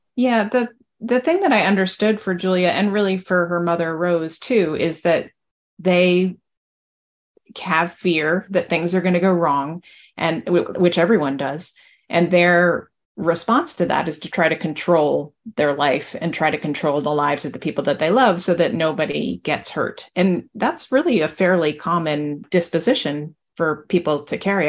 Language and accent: English; New Jersey, United States; I'm from New Jersey